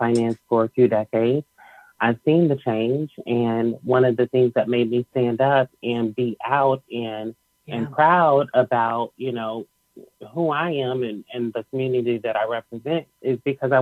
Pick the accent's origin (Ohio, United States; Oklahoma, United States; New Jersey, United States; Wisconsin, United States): Ohio, United States; Cincinnati; now in Texas, United States; I was raised in Cincinnati, Ohio, and I relocated to Texas